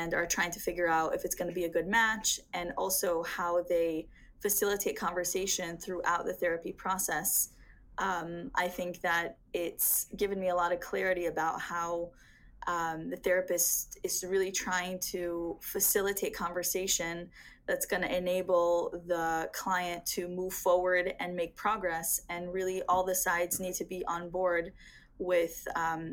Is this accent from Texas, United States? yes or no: yes; Dallas, Texas, United States; also born or lived in Portland area; now in Portland, United States; I'm originally from Dallas, and I live in the Portland area